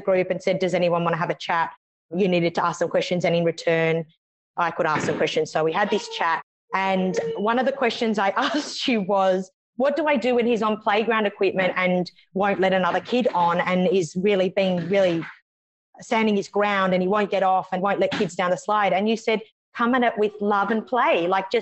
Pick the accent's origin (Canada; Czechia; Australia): Australia; Canberra, Australian Capital Territory; now in Melbourne, Australia; So I'm from Australia. I live in a city called Melbourne, originally from another city called Canberra